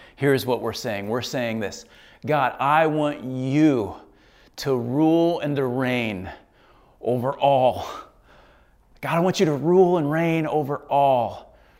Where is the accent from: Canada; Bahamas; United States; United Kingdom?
United States; I'm an American